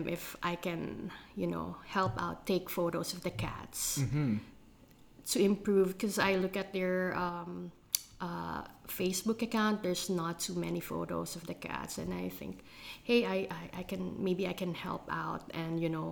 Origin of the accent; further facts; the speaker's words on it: Philippines; growing up in the Philippines